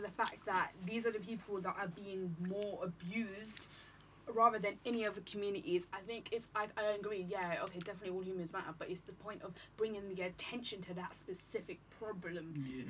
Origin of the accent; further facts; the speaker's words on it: India; because as an outsider, in terms of being Indian